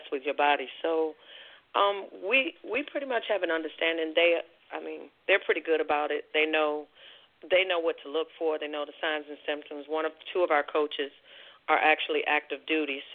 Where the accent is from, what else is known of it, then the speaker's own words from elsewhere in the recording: Washington, District of Columbia, United States; now in North Carolina, United States; I'm originally from Washington, D.C.